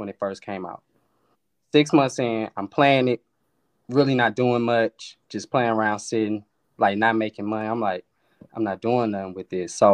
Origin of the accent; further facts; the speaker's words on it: East St. Louis, Illinois, United States; moved away as an adult; now in Atlanta, United States; I'm originally from East St. Louis, Illinois. I moved down to Atlanta about 11 years ago.